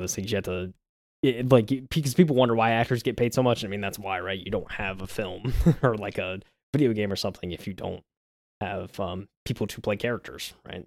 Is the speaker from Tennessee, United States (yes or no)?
no; South Carolina, United States; I grew up in South Carolina, I've lived here my whole life